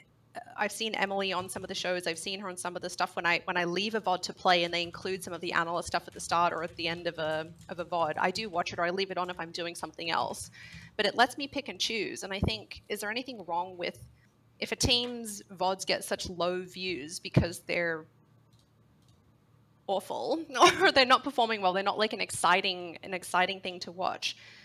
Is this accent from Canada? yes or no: no; Australia; this has not ruined my League watching experience, and I'm from Australia.